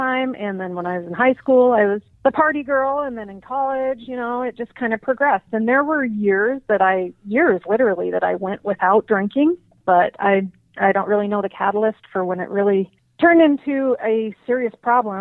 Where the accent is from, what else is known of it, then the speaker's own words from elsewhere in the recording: Helena, Montana, United States; now in Bozeman, United States; So I grew up in Helena, Montana, and I currently live in Bozeman, Montana